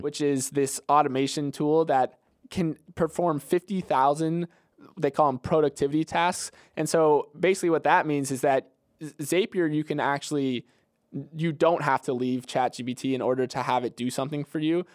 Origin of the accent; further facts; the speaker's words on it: Bradenton, Florida, United States; my hometown of Bradenton, Florida